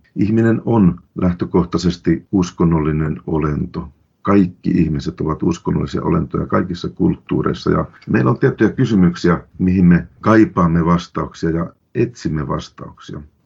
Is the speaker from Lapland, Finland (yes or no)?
yes; Lapland, Finland; Minä olen lähtöisin ja syntyjäni Lapista.